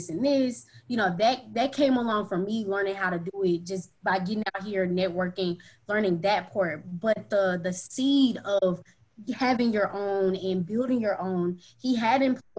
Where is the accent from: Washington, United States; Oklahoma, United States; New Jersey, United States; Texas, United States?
Texas, United States; Dallas; also born or lived in Houston, Texas; I'm from Dallas, Texas